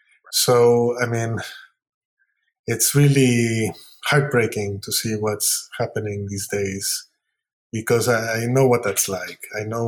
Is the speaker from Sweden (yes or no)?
no; Lima, Peru; now in United States; I've been living here longer than I have in Peru.